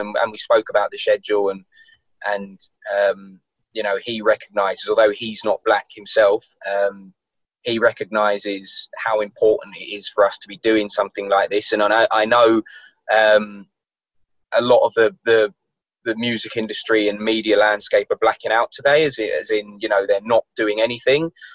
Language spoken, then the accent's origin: English; London, United Kingdom; when I was growing up in London.